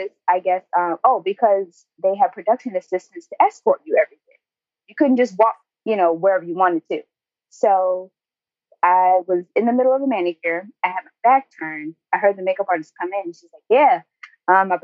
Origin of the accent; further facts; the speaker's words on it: Newport News, Virginia, United States; now in Los Angeles, United States; Newport News